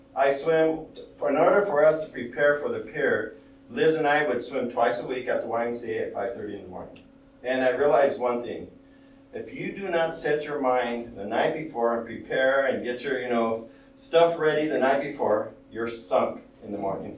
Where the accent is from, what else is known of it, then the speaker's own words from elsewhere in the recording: United States; I'm Hispanic, I grew up in the United States, but I'm an American